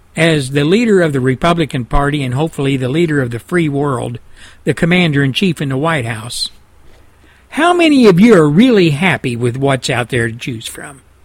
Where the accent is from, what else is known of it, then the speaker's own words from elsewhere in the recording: Texas, United States; my home state of Texas